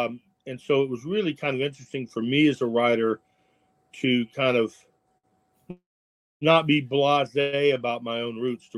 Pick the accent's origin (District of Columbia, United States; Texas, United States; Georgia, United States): District of Columbia, United States; Washington; growing up in Washington, D.C., you know, a lot of pit bulls were what you think they are